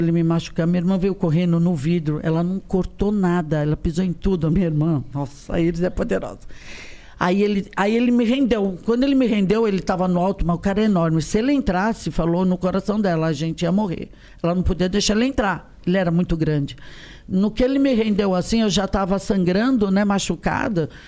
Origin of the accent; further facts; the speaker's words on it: Rio de Janeiro, Brazil; now in São Paulo, Brazil; Eu falo, ai, desculpa, eu sou do Rio.